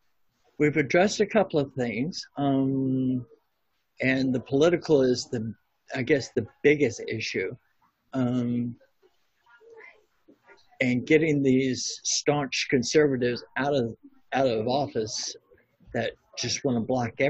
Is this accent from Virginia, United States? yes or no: yes; Virginia, United States; I was brought up in Virginia